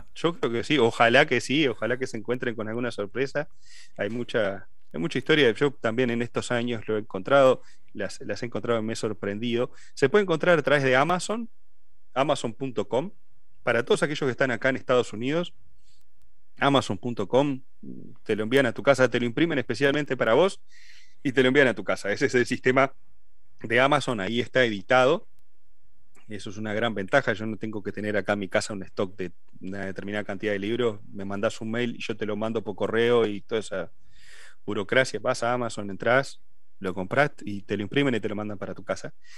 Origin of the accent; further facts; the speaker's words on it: Uruguay; moved away as an adult; also born or lived in Ciudad de la Costa; somos todos de Uruguay